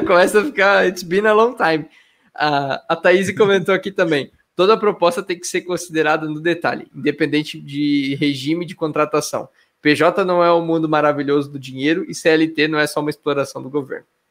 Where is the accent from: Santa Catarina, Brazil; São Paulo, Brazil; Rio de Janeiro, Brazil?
Santa Catarina, Brazil; Blumenau; sou de Blumenau também